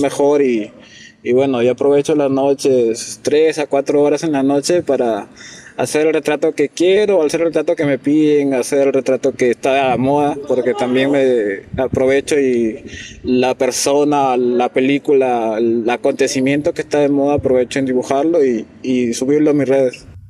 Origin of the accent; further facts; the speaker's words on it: Piura, Peru; soy de Piura, actualmente trabajo en Chulucanas